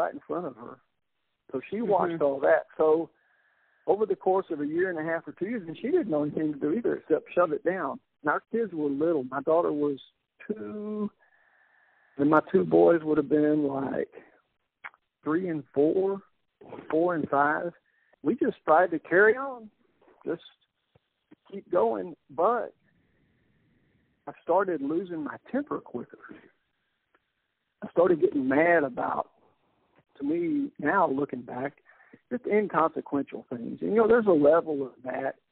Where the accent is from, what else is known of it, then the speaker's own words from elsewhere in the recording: Columbus, Texas, United States; also born or lived in Eagle Lake, Texas; came to my hometown, Columbus, and I was the chief of police for 5 years